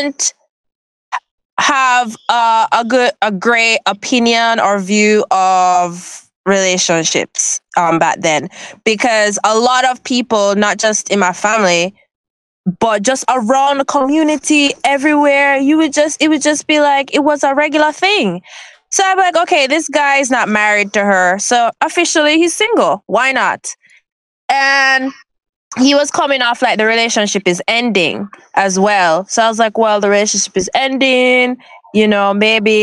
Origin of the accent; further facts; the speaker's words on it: Jamaica; my experience growing up as a girl and now being a Jamaican woman